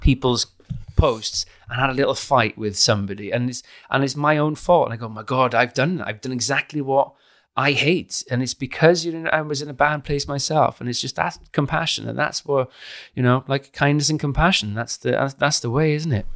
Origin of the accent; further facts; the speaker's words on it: Caerphilly, Wales, United Kingdom; now in London, United Kingdom; I'm from Caerphilly.